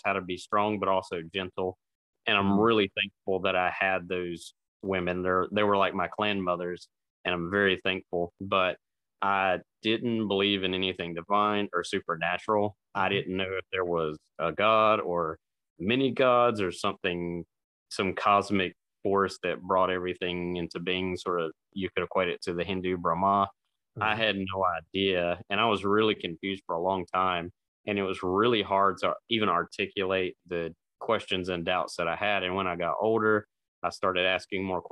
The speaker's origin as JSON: {"language": "English", "region": "Eastern North Carolina", "country": "United States", "tie": "born or raised there", "said": "that culture that I grew up in Eastern North Carolina"}